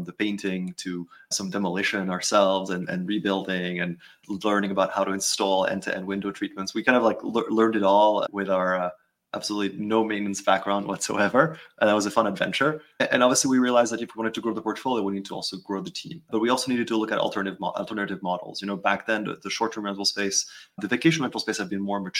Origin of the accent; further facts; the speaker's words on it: France; moved away as an adult; also born or lived in New York, United States; now in United States; I'm originally from France. I've been in sort of the U.S. for over a decade. And so obviously growing up in Europe and then moving to the U.S.